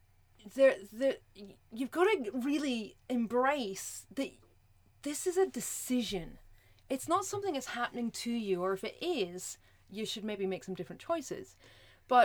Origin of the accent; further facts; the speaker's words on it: Scotland, United Kingdom; I'm Scottish, I roll my R's